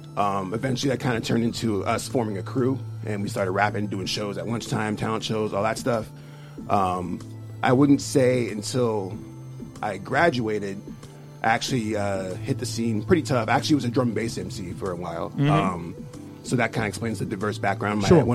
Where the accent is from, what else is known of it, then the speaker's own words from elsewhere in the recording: Colorado Springs, Colorado, United States; born there; also born or lived in Louisiana / Seattle / California; My father was stationed in Colorado Springs, is where I was born.